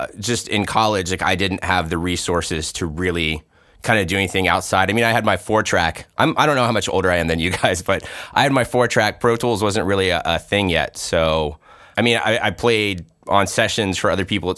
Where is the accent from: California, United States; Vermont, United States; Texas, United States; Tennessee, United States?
Tennessee, United States; moved away; I'm from Tennessee originally